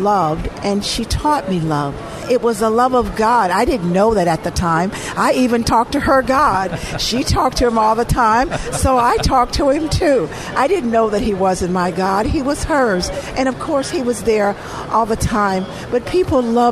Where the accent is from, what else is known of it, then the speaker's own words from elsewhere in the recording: Eden, Mississippi, United States; now in Chicago, United States; I was born in Mississippi. I was born in a very small town called Eden, Mississippi.